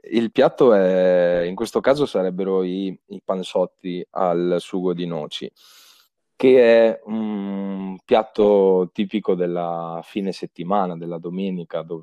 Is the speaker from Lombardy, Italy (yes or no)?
no; Piedmont, Italy; sono piemontese, eh, in effetti 100%, 100% piemontese, nato in Piemonte